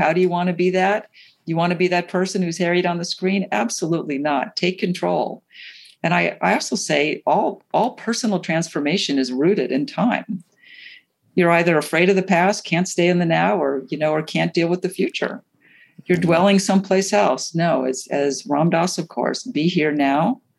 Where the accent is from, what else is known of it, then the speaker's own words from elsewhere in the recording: New York City, New York, United States; I'm a New Yorker also, the many places I'm from. So New York and a lot of these big cities, being busy is a badge of honor.